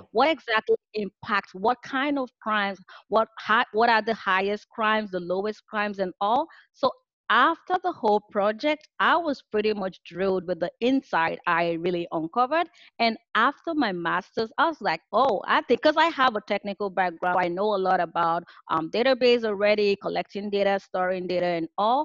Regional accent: Nigeria; moved away as an adult; now in California, United States; I am originally from Nigeria and I moved out to the US for my master's program in computer and information systems. I live in California

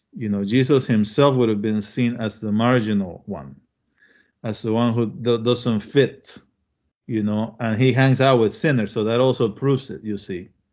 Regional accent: Panama; also born or lived in Chile / Williamsburg, Iowa; now in United States; I was born in Chile and I grew up in Panama.

